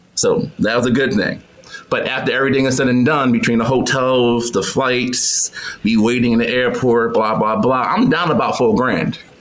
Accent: New York, United States; moved away as an adult; also born or lived in Atlanta; I'm from New York

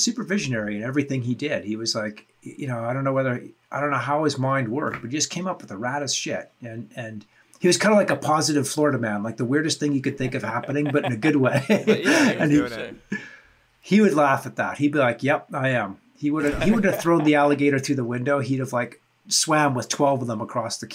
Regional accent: Canada; I'm from Canada. And we don't have any sun for like 9 months of the year

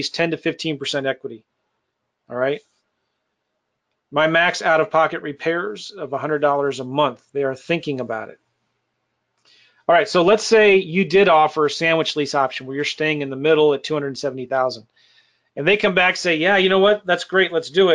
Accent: San Diego, California, United States; It's my hometown stomping grounds. I went to school in near El Cajon, Casa de Oro, right here. My mom lives in Jamul

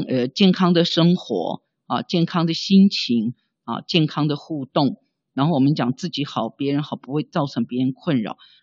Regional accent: Tai'an, Miaoli County, Taiwan; moved away; 我是出生于苗栗县太阴乡

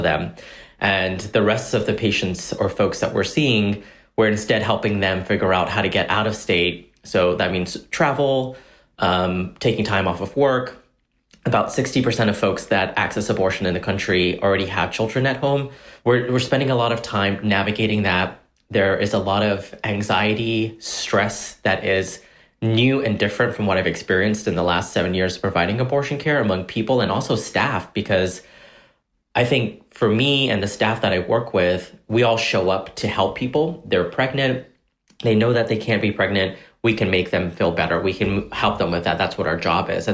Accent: Corsicana, Texas, United States; growing up in Corsicana, we were undocumented at the time

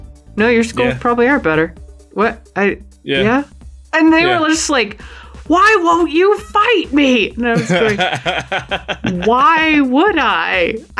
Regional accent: New Mexico, United States; I'm not ashamed of being from New Mexico.

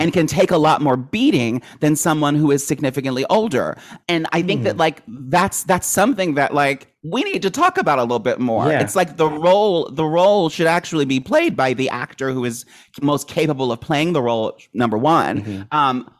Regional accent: Maryland, United States; I grew up in Maryland.

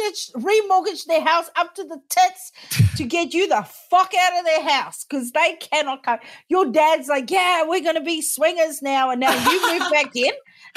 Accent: South Africa; also born or lived in United States / United Kingdom; now in New Zealand; I immigrated from South Africa first to the US, then to the UK, then back to South Africa, then to New Zealand.

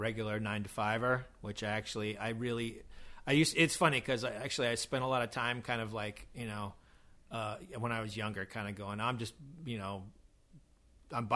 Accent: California, United States; now in New York, United States; I'm from California

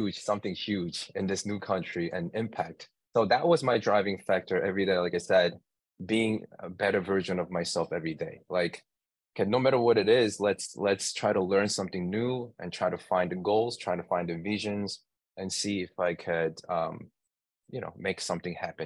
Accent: New York, United States; I'm from New York

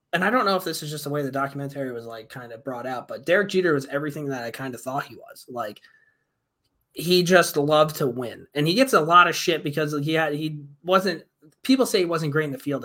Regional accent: New York, United States; I'm from New York

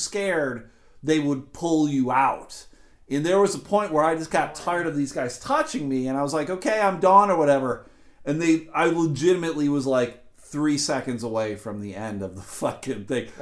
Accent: Buffalo, New York, United States; I grew up in Buffalo, which is about 30 minutes from Niagara Falls

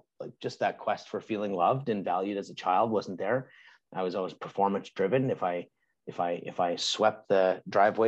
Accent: Canada; I'm Canadian.

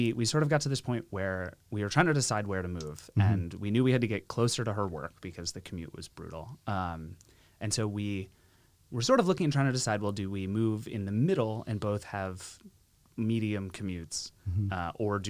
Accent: Greenwich, Connecticut, United States; also born or lived in New York / Virginia / San Francisco; now in San Jose, United States; In Greenwich, Connecticut

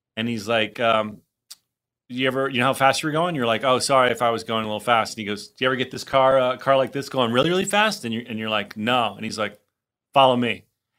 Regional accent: New Jersey, United States; Feels like it's just like the classic Jersey. I grew up in Jersey too, obviously.

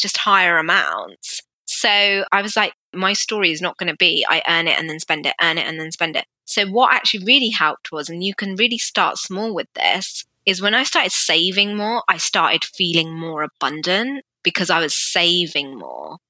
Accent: United Kingdom; I'm an Asian woman living in the UK very strict Sikh family

